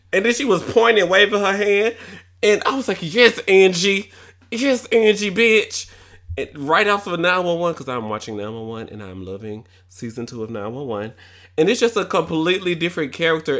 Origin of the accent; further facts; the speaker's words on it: Tennessee, United States; accent: Tennessee; my Tennessee accent